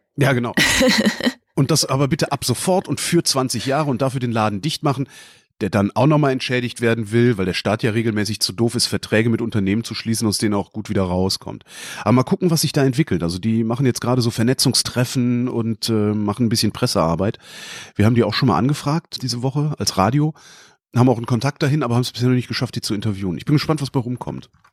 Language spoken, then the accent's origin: German; North Rhine-Westphalia, Germany; ich bin in Nordrhein-Westfalen zur Schule gegangen